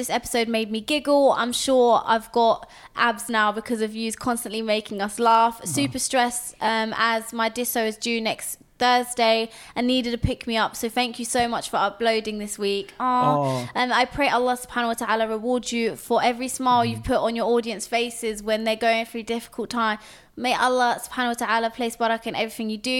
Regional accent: Cambridge, East of England, United Kingdom; we're from Cambridge.

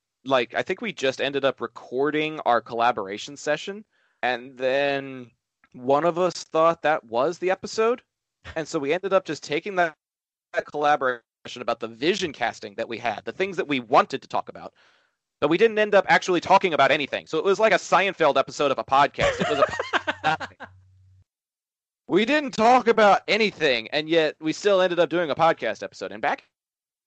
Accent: Arlington, Texas, United States; my hometown of Arlington, Texas

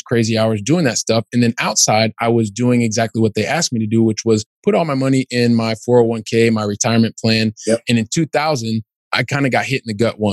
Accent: Columbus, Ohio, United States; moved away as an adult; now in Europe; I'm originally from Columbus, Ohio.

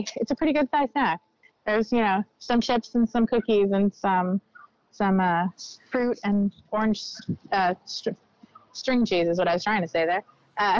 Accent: Elk Grove, California, United States; I grew up in Elk Grove, and it looks very different than it did when I was there as a kid.

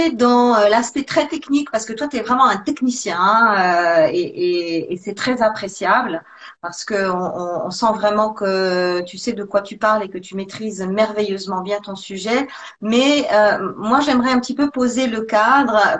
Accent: Provence-Alpes-Côte d'Azur, France; now in Switzerland; j'étais j'étais en Suisse depuis déjà quelques années. Je venais de la Côte d'Azur.

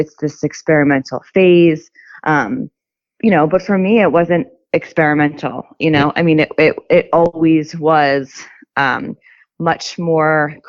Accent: Philadelphia, Pennsylvania, United States; I'm from Pennsylvania, the suburbs of Philadelphia

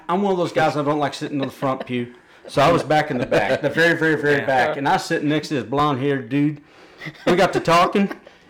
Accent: Buda, Texas, United States; also born or lived in Austin, Texas; from South Austin. Born in Austin, raised down Buda. Went to Hayes High School

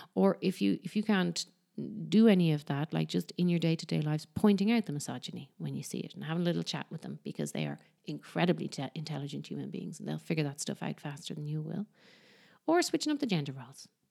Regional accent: Ireland; now in Barcelona, Spain; I'm from Ireland, but I live in Barcelona

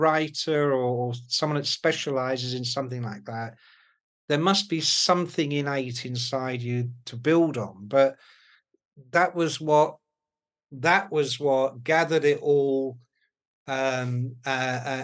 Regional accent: London, United Kingdom; I was born in Hammersmith, and then we lived in Chiswick until I was 9, and then we lived in Ealing. So I went to school in Chiswick and then Ealing.

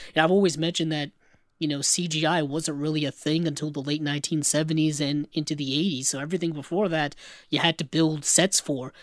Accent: Rhode Island, United States; my home state of Rhode Island.

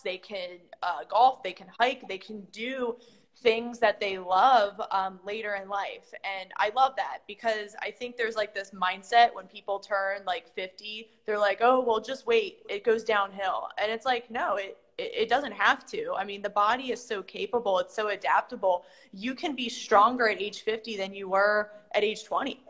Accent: Maryland, United States; now in South Florida, United States; I'm used to that type of weather since I'm from Maryland

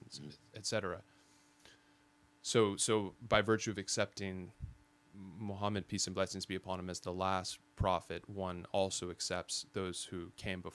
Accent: Fresno, California, United States; also born or lived in Sacramento / Modesto; So I was born in the Central Valley and raised Sacramento initially, and then moved to Modesto and finally sort of call home Fresno

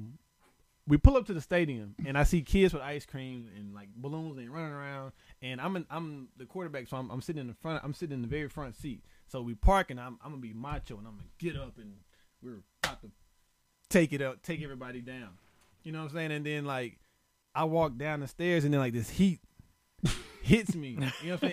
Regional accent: Alabama, United States; now in Texas, United States; I'm from Alabama.

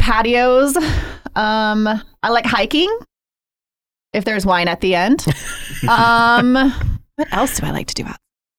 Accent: Golden, Colorado, United States; Here. Golden, Colorado.

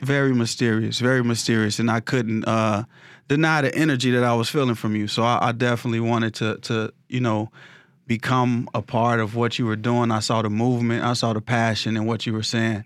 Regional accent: Chicago, Illinois, United States; I grew up, uh, in the war zone area in South Side of Chicago

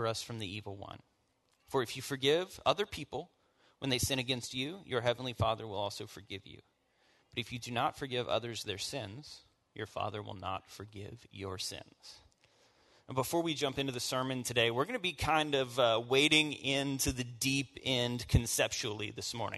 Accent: the South, United States; I am born and raised in the South, as hillbilly as it gets

